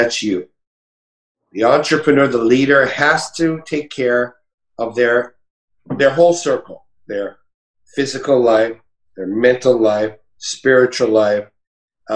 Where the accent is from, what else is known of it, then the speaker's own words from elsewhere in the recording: Montreal, Quebec, Canada; moved away; also born or lived in Toronto, Canada; I'm Canadian. I was born in Montreal